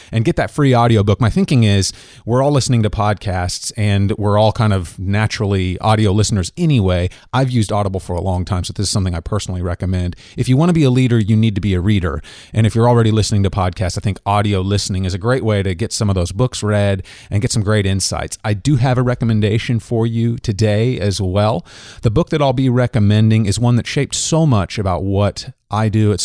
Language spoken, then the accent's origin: English; Kansas, United States; we're both Kansans and you're a KU dude just like me